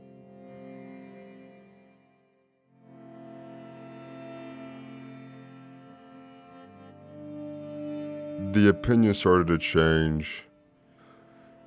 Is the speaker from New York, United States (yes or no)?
no; Mesquite, Texas, United States; I grew up in Mesquite, Texas, and I started playing when I was 6 years old